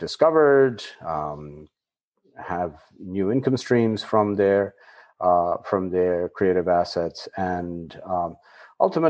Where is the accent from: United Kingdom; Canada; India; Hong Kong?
India; I was born in India and grew up in a family which was likely somewhat unconventional